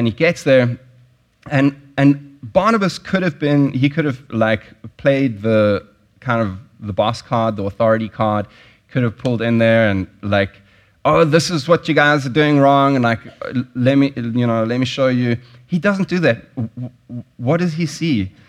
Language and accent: English; South Africa; moved away; I grew up in South Africa. I grew up during apartheid